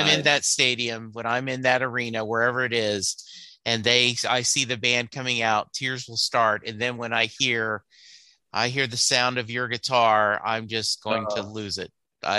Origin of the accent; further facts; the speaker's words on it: Louisiana, United States; I grew up in Louisiana, and so I've never seen that live